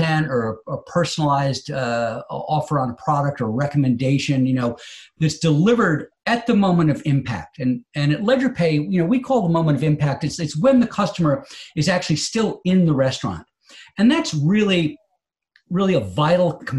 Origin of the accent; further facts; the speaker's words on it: United States; as an American consumer